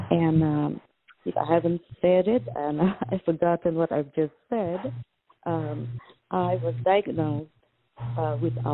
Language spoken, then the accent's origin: English; Malaysia; now in United States; I'm originally from Malaysia.